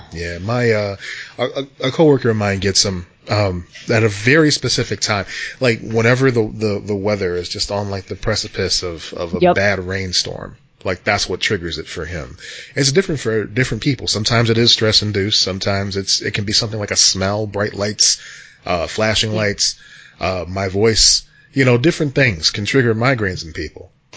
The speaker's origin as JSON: {"language": "English", "country": "United States", "said": "as an American"}